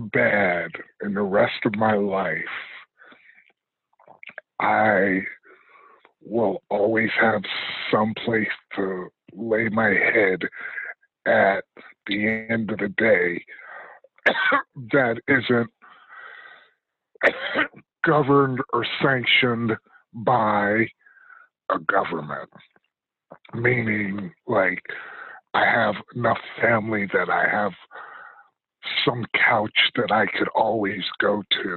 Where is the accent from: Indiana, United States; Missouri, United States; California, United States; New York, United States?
New York, United States; Rensselaer; growing up in Rensselaer was kind of cool because, like I said, I felt it was a close-knit community